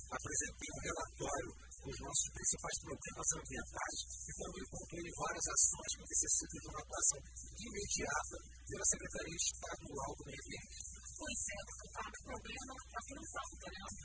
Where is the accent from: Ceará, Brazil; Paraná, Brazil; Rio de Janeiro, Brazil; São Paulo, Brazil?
Rio de Janeiro, Brazil; Mesquita; now in Rio das Ostras, Brazil; tenho 37 anos, sou natural da cidade do Rio de Janeiro, município de Mesquita. Moro em Rio das Ostras desde 2008.